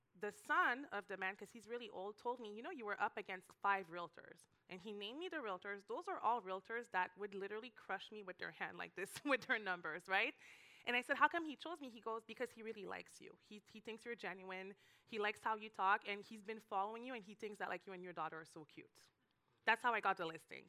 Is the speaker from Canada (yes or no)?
yes; Canada; moved away as an adult; now in Miami, United States; I'm Canadian